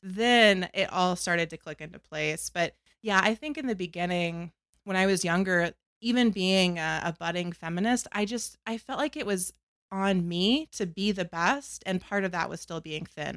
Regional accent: North Carolina, United States; I grew up in North Carolina

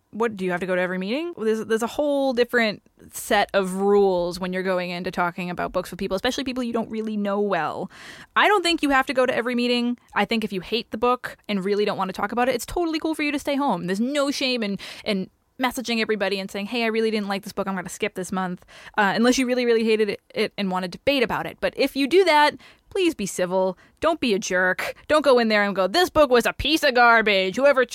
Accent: New England, United States; I'm from New England.

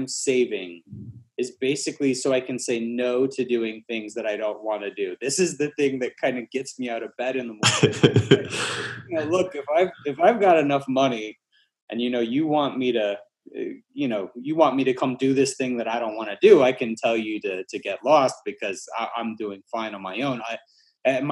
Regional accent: Alabama, United States; moved away as an adult; now in Atlanta, United States; We moved from Alabama, where I grew up, to here in Atlanta

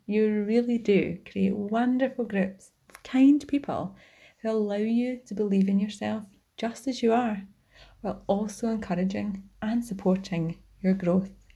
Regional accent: Scotland, United Kingdom; from Rainy Court, Scotland

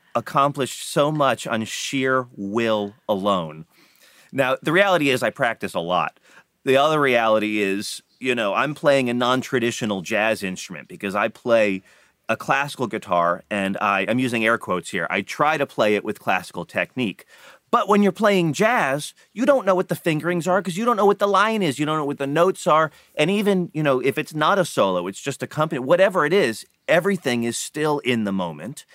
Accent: Florida, United States; I grew up in Florida

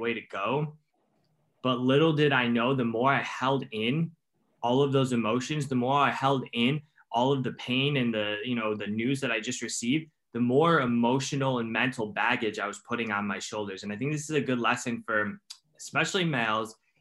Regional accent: Cleveland, Ohio, United States; I'm from Cleveland, Ohio in the United States.

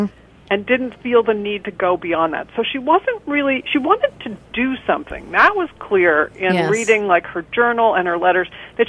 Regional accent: United States; at least for me as an American

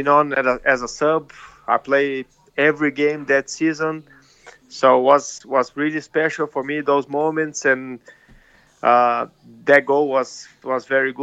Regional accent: Brazil; moved away as an adult; also born or lived in Melbourne, Australia; I'm back in my hometown now and living with my family

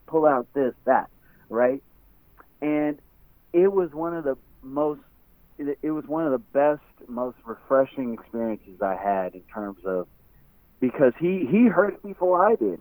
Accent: West Coast, United States; I'm from the West Coast

